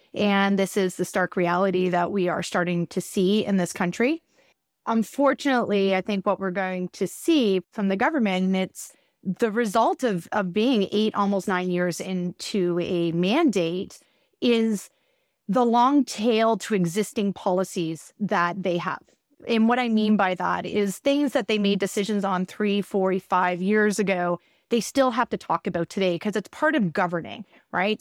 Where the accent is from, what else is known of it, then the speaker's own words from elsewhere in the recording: Canada; as a Canadian